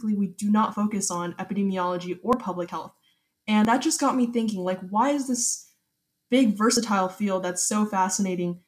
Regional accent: Katy, Texas, United States; I'm currently a 17-year-old and I'm from Katy, Texas

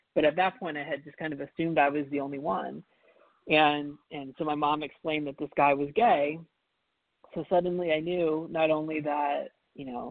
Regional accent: Rhode Island, United States; when I grew up in Rhode Island

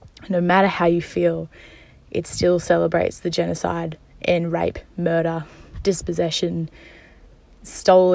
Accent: Gubbi Gubbi and Yuggera country, Queensland, Australia; also born or lived in Naarm (Melbourne); now in Melbourne, Australia; I live in Naam, but I grew up on Gubbi Gubbi and Yuggera country.

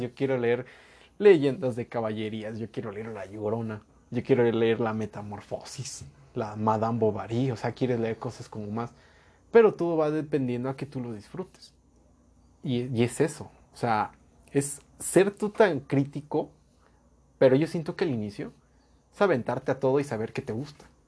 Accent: Mexico; nosotros como mexicanos y como pueblo latinoamericano

